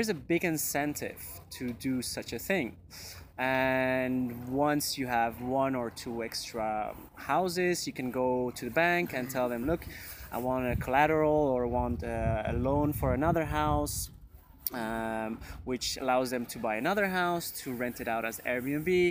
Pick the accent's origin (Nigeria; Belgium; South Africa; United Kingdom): Belgium; moved away as an adult; now in Barcelona, Spain; I come from Belgium, and I moved here